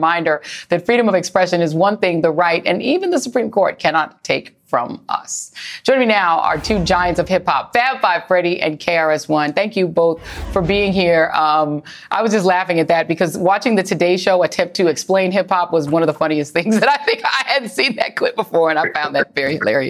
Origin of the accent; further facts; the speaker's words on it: New York City, New York, United States; I'm from Brooklyn originally.